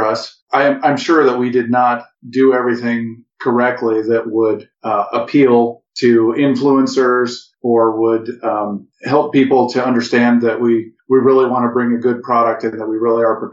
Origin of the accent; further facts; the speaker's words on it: Midwest, United States; We're from the Midwest